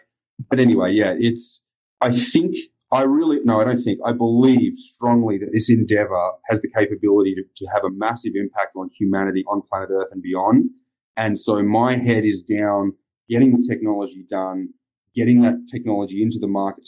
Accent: Australia; moved away as an adult; now in United States; being Australian

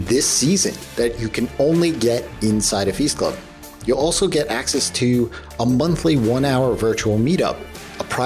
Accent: New York, United States; As a New Yorker

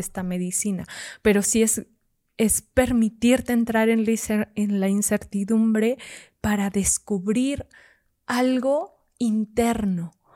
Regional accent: Fresnillo, Zacatecas, Mexico; yo soy de Zacatecas, en Fresnillo, Zacatecas

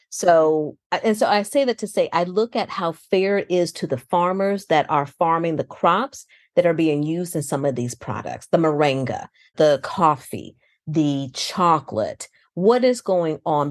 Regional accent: outside Chicago, Illinois, United States; moved away; I grew up outside Chicago.

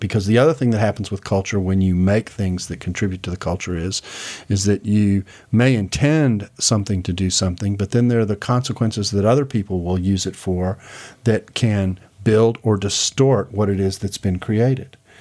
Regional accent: Houston, Texas, United States; moved away; I grew up in Houston.

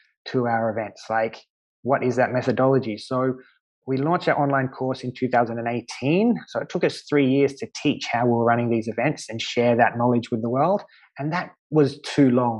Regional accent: Australia; moved away as an adult; now in Malta; growing up in Australia

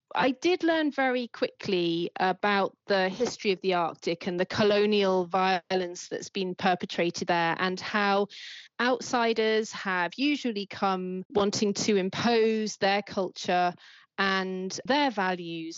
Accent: Jersey; also born or lived in Wales; now in United Kingdom; I grew up with the sea all around. I was an island child. I was born in Wales, and then um, when I was six or seven, we moved to Jersey, which is a little island in the Channel Islands.

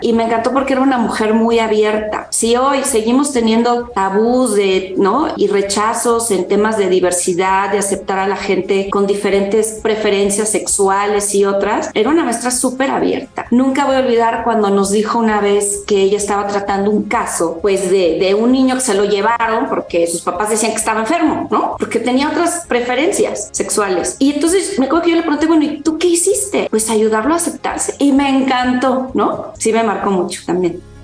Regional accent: Mexico; yo soy mexicana, mis padres son del norte del país

